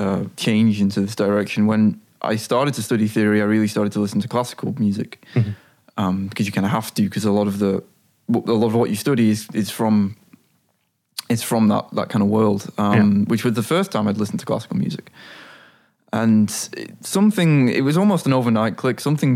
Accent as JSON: {"language": "English", "town": "Blackpool", "region": "North West England", "country": "United Kingdom", "moved": "as an adult", "lives_now": "Amsterdam, Netherlands", "said": "I moved here when I was 18 from Blackpool in the northwest of England."}